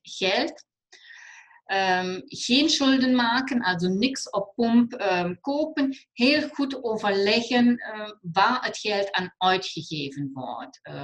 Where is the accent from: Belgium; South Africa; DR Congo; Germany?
Germany; accent: German; Dutch is a second language; moved away as an adult; now in Netherlands; Ik kom uit het mooie Limburg, is uit Duitsland. Ik neem aan dat iedereen nog mijn Duitse accent